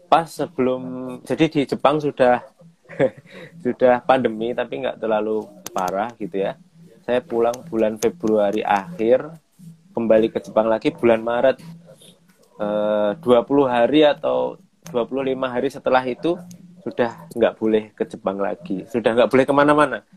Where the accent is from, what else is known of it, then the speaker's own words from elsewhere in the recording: Sragen, Central Java, Indonesia; now in Klaten, Indonesia; Bunda Elok itu eh, saya dari Sragen, Bunda Elok dari Kudus tapi kita